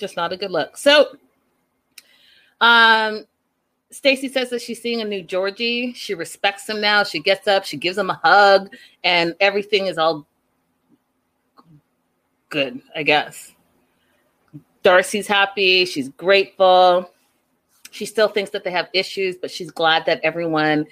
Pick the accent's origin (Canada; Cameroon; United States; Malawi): Canada; I'm from Canada